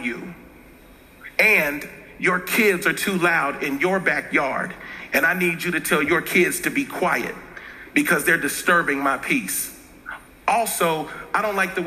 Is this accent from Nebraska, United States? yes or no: no; Cincinnati, Ohio, United States; I grew up in Cincinnati, Ohio, and born in 73, growing up, there was very real racial tension